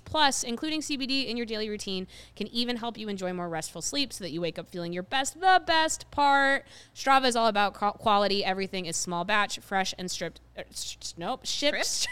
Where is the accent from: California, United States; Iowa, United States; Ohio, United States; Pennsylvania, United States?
Ohio, United States; I grew up in Ohio